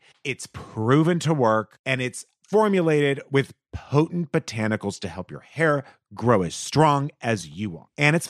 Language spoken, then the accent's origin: English; Texas, United States; Insurance. Because yeah. I'm from Texas. That's right.